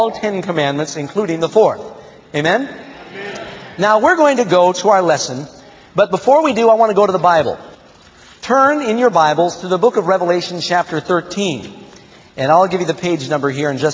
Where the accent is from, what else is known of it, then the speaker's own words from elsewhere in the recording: United States; I am an American, and I'm technically a Protestant